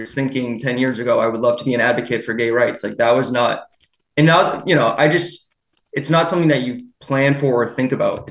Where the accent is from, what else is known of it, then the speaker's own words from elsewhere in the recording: Derry, New Hampshire, United States; also born or lived in Chester, New Hampshire; So I grew up in Derry, the neighboring town. I live in Chester now.